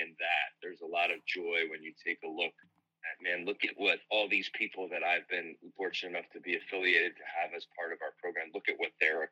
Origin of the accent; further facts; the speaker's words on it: Philadelphia, Pennsylvania, United States; moved away; I grew up in the Philadelphia area